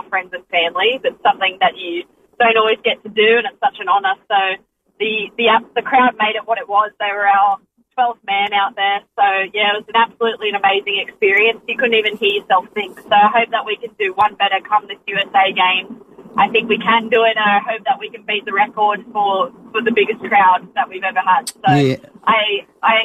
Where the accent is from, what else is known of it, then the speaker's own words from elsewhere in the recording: Australia; friends and family in my hometown